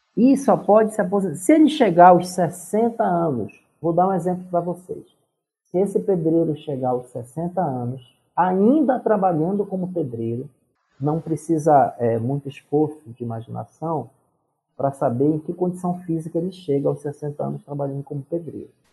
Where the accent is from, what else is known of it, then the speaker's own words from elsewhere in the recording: Pará, Brazil; moved away as an adult; now in Brasília, Brazil; eu sou paraense